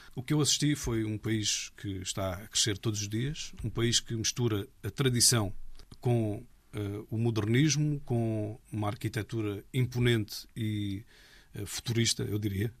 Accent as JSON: {"language": "Portuguese", "region": "Algarve", "country": "Portugal", "tie": "born or raised there", "moved": "yes", "said": "Sou algarvio, de Gema. Adoro o Algarve. É onde me sinto em casa"}